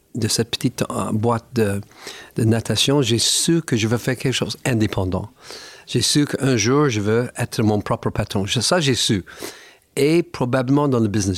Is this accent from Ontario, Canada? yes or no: yes; Niagara Falls, Ontario, Canada; French is a second language; moved away; also born or lived in Montreal / Paris; ma ville natale, les Chutes Niagara